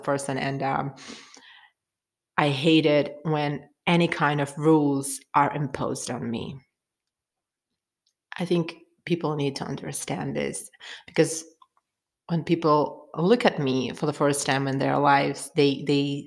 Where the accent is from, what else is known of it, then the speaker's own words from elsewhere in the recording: Turkmenistan; I'm from Turkmenistan, where the most of the population are Muslims